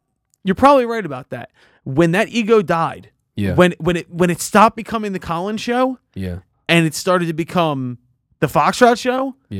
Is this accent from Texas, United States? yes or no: no; Philadelphia, Pennsylvania, United States; I'm from Northeast Philly.